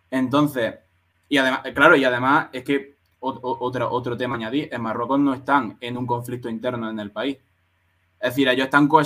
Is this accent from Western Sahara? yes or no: yes; Western Sahara; yo soy un saharaui y estoy hasta los cojones